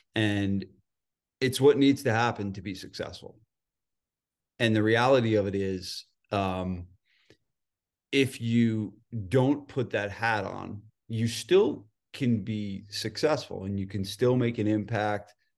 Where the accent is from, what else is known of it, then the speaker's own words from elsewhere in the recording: New Jersey, United States; moved away; also born or lived in San Diego; I'm from New Jersey